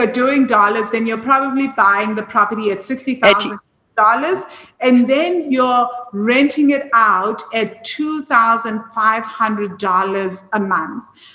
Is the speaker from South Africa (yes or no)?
yes; Johannesburg, Gauteng, South Africa; you and I grew up in Joburg